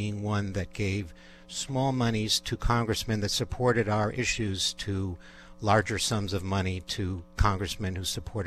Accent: Cleveland, Ohio, United States; now in Englewood, United States; I grew up in Cleveland, Ohio

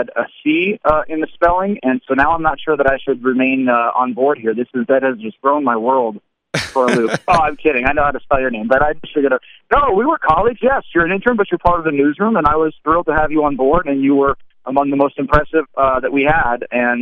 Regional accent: Seattle, Washington, United States; moved away as an adult; I grew up in Seattle

